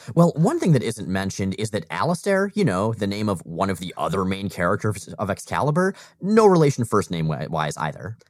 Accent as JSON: {"language": "English", "region": "Florida", "country": "United States", "tie": "born or raised there", "moved": "yes", "said": "we both grew up in Florida"}